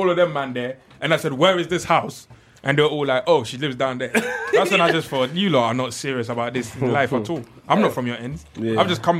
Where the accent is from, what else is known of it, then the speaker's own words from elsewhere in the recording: London, United Kingdom; There's a lot of gangs growing up in South London, but most of them were not really like funny.